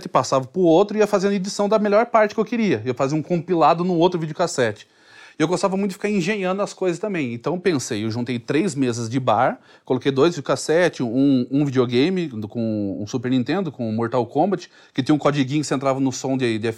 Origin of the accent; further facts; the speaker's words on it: Sorocaba, São Paulo, Brazil; Mas antigamente eu é, o, o sotaque eu achava ruim, né? Que eu sou de Sorocaba, então lá é meio que porta, porteira, portão.